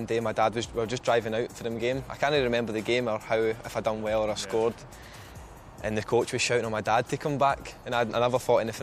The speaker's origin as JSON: {"language": "English", "region": "Scotland", "country": "United Kingdom", "tie": "born or raised there", "also_born_or_lived": "Isle of Man", "moved": "as an adult", "lives_now": "London, United Kingdom", "said": "I was born there and I lived there about a year. My mum got homesick and came back"}